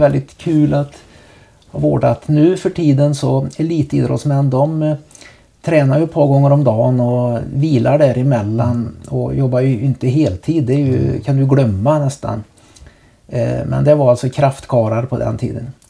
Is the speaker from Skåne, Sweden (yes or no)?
no; Trollhättan, Västra Götaland, Sweden; hemma i Trollhättan